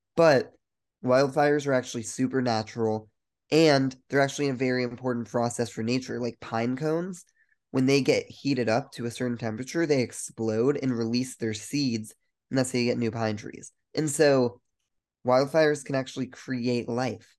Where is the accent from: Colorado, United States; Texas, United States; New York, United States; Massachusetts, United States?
Colorado, United States; We're both from Colorado